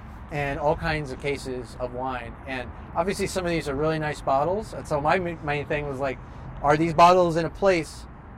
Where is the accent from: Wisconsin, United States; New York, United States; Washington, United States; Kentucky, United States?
Washington, United States; just outside Seattle; I was born just outside Seattle. Sean Kemp was my everything growing up.